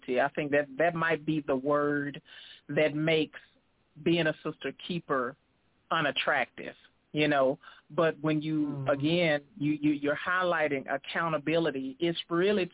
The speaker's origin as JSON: {"language": "English", "town": "Dallas", "region": "Texas", "country": "United States", "moved": "as an adult", "lives_now": "Texarkana, United States", "said": "I am originally from Dallas, Texas, and I relocated to Texarkana, Texas about 4 years ago"}